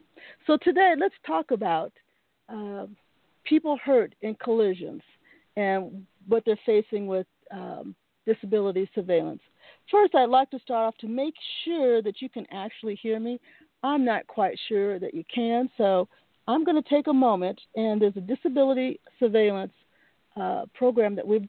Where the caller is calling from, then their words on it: Seattle, Washington, United States; I'm calling you from Seattle, Washington, USA.